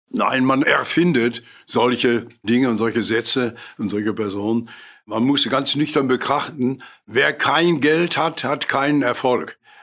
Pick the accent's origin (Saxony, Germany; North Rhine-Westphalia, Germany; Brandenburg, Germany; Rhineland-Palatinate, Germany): North Rhine-Westphalia, Germany; Essen; Ich bin in Altenessen groß geworden mit vielen Kindern um mich herum